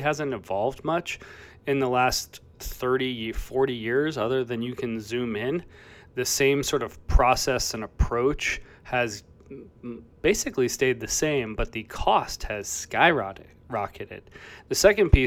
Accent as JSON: {"language": "English", "town": "Chicago", "region": "Illinois", "country": "United States", "tie": "born or raised there", "said": "my hometown of Chicago"}